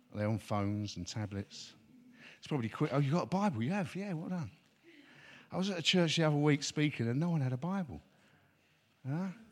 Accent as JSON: {"language": "English", "region": "London", "country": "United Kingdom", "tie": "born or raised there", "said": "me growing up in East London"}